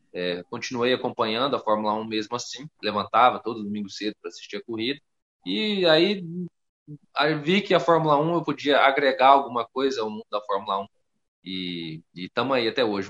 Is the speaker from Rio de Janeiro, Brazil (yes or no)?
no; Rondônia, Brazil; Sou da região norte, sou de Rondônia